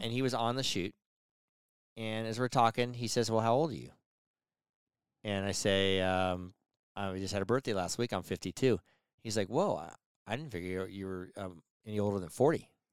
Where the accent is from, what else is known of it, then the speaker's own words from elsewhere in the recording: United States; I grew up in Tahoe